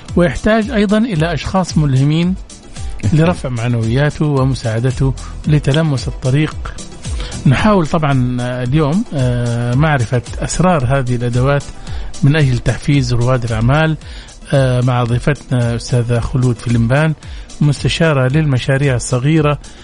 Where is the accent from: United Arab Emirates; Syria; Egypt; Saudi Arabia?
Saudi Arabia; عندنا في السعودية